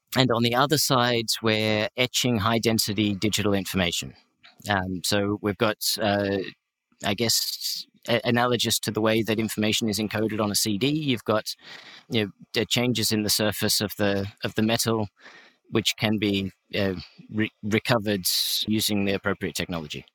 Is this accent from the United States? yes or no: no; Australia; I'm Australian.